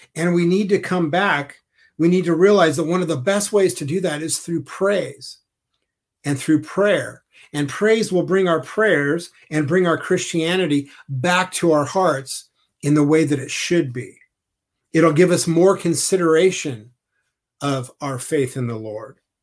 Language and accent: English; Southern California, United States; I grew up in Southern California and I spent a lot of time on the ocean